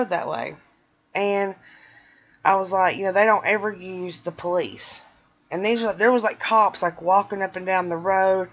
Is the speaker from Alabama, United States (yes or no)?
yes; Birmingham, Alabama, United States; I'm from Birmingham